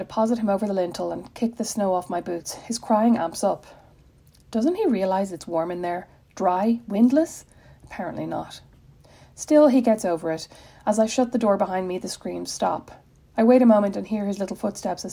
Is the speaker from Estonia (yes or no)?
no; Ireland; moved away as an adult; now in Indiana, United States; As an Irish person